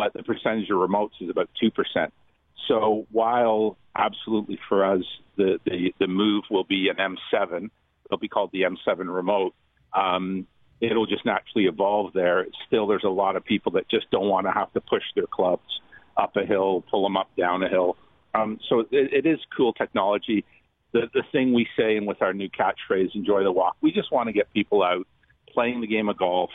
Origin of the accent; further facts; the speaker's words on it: Scotland, United Kingdom; I'm Scottish.